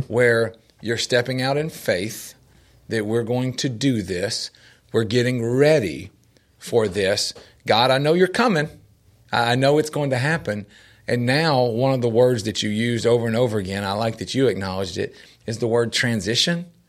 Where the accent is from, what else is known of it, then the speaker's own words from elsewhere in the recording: Nashville, Tennessee, United States; growing up in Nashville